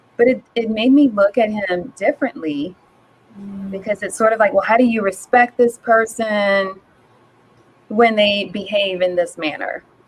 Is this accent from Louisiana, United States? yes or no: yes; New Orleans, Louisiana, United States; moved away as an adult; also born or lived in Minnesota; now in Dallas, United States; I am originally from New Orleans, Louisiana, born and raised. Um, I currently live in Dallas, Texas.